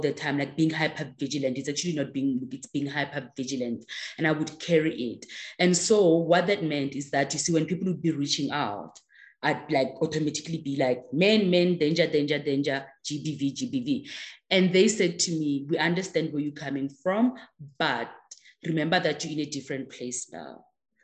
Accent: South Africa; first language Tswana; English is a second language; I can sing along in that language. So definitely I must be South African

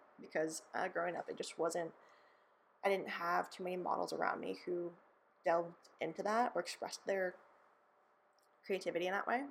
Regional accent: California, United States; I grew up in California

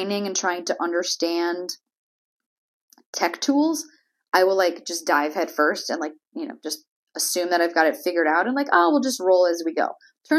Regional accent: Springfield, Massachusetts, United States; moved away as an adult; also born or lived in Syracuse, New York / Florida; now in Melbourne, Florida, United States; I grew up in Massachusetts in Springfield, Basketball Hall of Fame, shout out. It is not Boston.

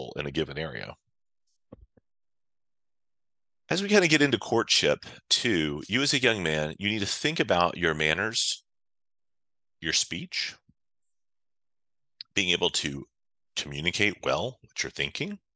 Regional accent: United States; I'm an American

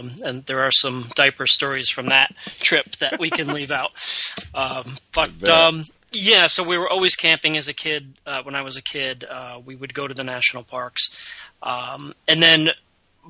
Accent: Connecticut, United States; I grew up in Connecticut

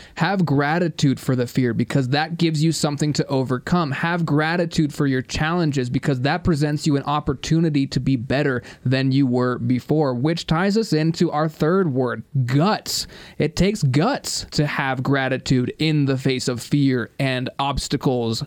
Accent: United States; I'm also an American

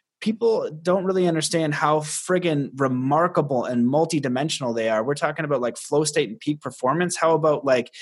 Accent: Canada; I'm Canadian

